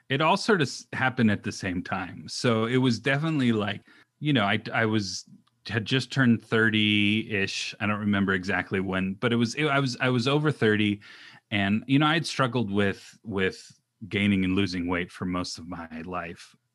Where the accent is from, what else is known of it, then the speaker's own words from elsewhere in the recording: Orange County, California, United States; also born or lived in Pacific Northwest; I grew up in Orange County